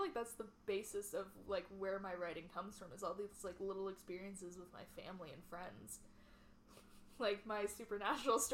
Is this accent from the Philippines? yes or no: no; Canada; We're fully Canadian